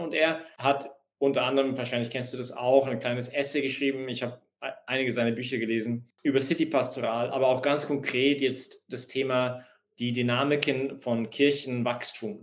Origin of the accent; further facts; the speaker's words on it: Canada; now in Vienna, Austria; ich gehe zurück nach Kanada, ich bin Kanadier, und füttere wieder meine Kühe